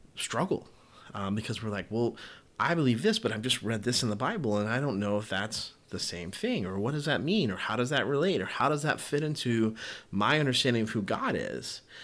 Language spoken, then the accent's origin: English; the South, United States; I grew up in the South and I grew up in a Baptist church